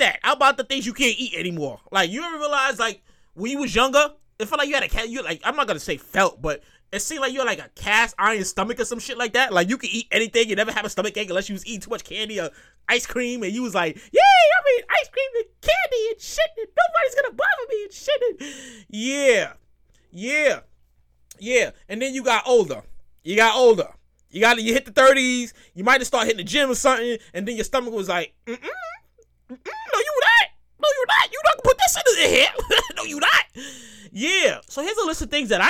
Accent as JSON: {"language": "English", "town": "New York City", "region": "New York", "country": "United States", "tie": "born or raised there", "said": "I'm from born and raised in New York"}